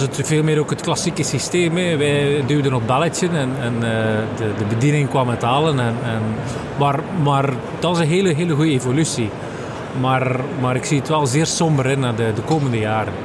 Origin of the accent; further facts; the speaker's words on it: Aalter, Flanders, Belgium; ik ben afkomstig van Aalter